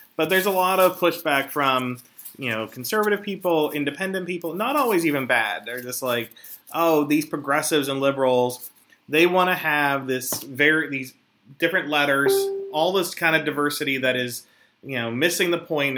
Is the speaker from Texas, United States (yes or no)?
no; Philadelphia, Pennsylvania, United States; I am from Philadelphia